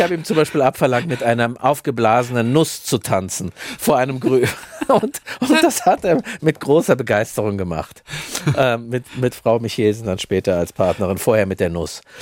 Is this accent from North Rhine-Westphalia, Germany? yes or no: no; countryside near Frankfurt, Hesse, Germany; Da, wo ich herkomme, ich habe ich hab die Pubertät in, äh, in, in, auf dem Land oder in der Nähe von Frankfurt erlebt